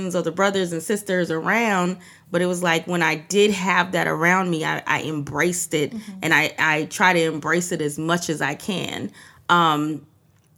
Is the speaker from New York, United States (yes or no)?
yes; New York, United States; also born or lived in Trinidad; I came from Trinidad to New York when I was 4